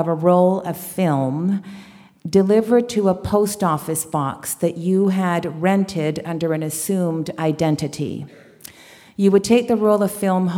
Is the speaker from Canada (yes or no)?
yes; Canada; also born or lived in Chile; I was born in Chile and raised in Canada.